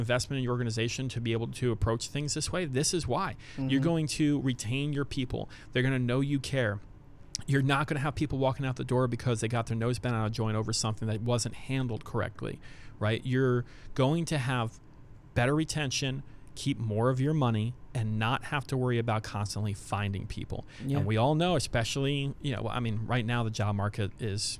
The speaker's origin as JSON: {"language": "English", "country": "United States", "said": "as an American people"}